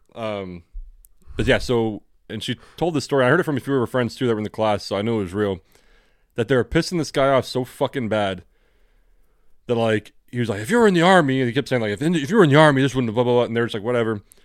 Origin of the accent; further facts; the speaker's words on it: California, United States; accent: generic American; growing up in California is that we have the generic American accent